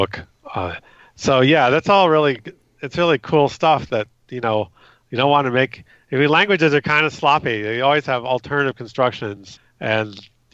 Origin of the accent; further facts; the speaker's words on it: California, United States; I grew up in California, went to public schools